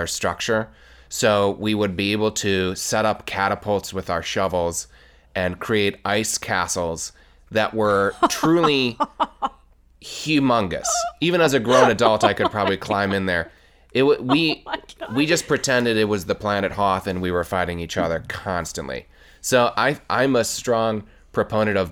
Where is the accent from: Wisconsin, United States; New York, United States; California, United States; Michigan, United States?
Wisconsin, United States; I grew up in Wisconsin